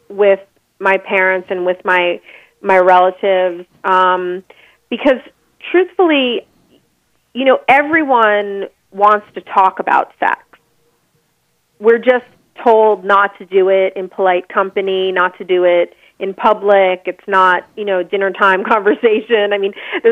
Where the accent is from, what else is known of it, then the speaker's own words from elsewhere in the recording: Long Island, outside of New York City, United States; I grew up in the suburbs on Long Island, outside of New York City